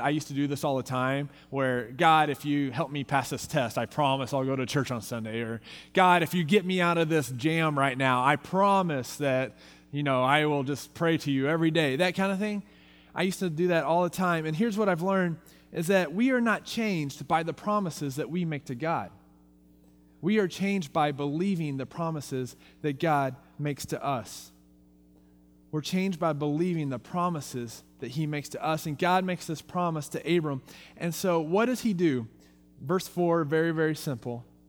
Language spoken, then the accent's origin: English; Texas, United States; now in Visalia, United States; I'm from Texas